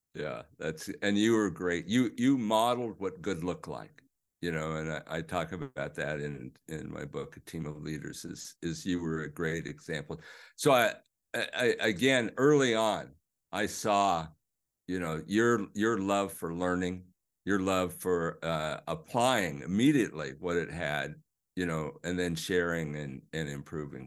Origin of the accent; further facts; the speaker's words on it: Overland Park, Kansas, United States; I grew up in the Midwest, uh, Overland Park, Kansas.